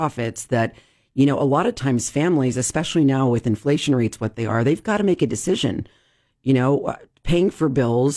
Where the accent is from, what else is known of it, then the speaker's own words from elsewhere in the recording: Denver, Colorado, United States; now in Sacramento, United States; my family, where I grew up in Denver